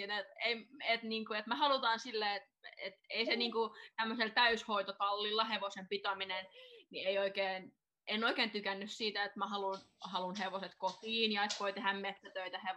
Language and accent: Finnish; Espoo, Uusimaa, Finland; now in Rovaniemi, Finland; Mun perhe asuu Espoossa edelleen ja mä muutin Espoosta Turkuun ja Turusta sitten Leville.